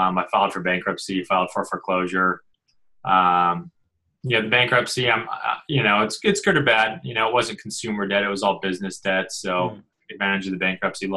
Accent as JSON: {"language": "English", "town": "Denver", "region": "Colorado", "country": "United States", "tie": "born or raised there", "moved": "yes", "said": "I'm originally from Denver, Colorado, so that's where I was born and raised"}